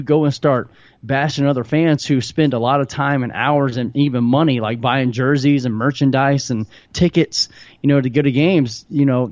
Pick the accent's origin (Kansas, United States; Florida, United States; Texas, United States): Florida, United States; Tallahassee; moved away; also born or lived in St. Louis, Missouri; I'm actually from Tallahassee, Florida. And so being a Southern boy going to St. Louis